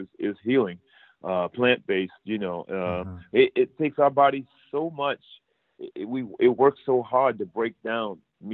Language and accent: English; Providence, Rhode Island, United States; now in Los Angeles, United States; I grew up, born and raised in Providence, Rhode Island